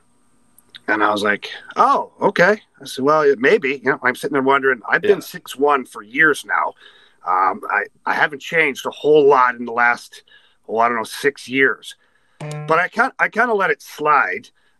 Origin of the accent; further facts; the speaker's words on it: Ottawa, Ontario, Canada; moved away; it's my hometown